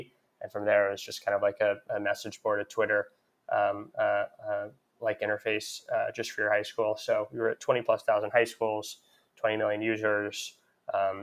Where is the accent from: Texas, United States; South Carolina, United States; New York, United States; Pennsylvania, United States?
Texas, United States; Houston; I grew up in Houston, Texas, and started selling things on eBay